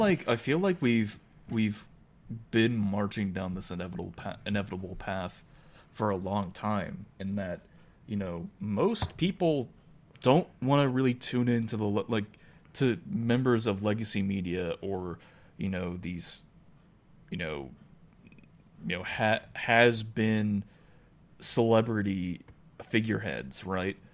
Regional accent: United States; I'm an American. I'm not, you know, I'm not Irish

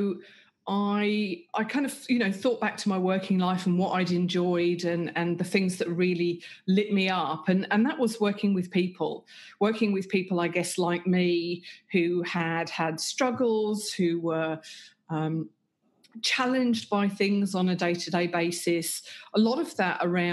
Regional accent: England, United Kingdom; moved away as an adult; now in Australia; I grew up and lived in England

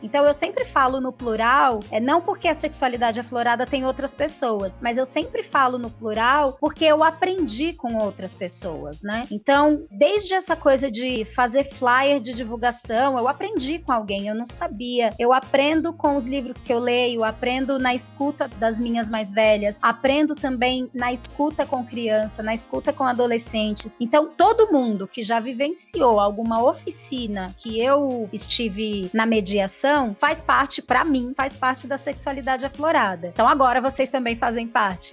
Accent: Espírito Santo, Brazil; also born or lived in Grajaú, São Paulo; now in São Paulo, Brazil; morei durante muito, muito tempo da minha vida no Grajaú e agora agora eu moro na região do Jardim Primavera, que fica na beiradinha, na divisa entre Grajaú e Cidade Dutra, e nasci no Espírito Santo, sou capixaba

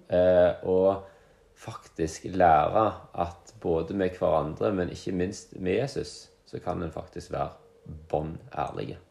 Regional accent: Luster, Vestland, Norway; moved away as an adult; now in Jørpeland, Norway; men jeg kommer fra den fantastiske plassen Luster i Sogn og Fjordane

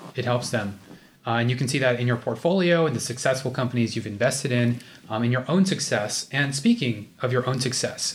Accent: United States; we're both Indian American. Um, although I'm like a fake, you know, A B C D

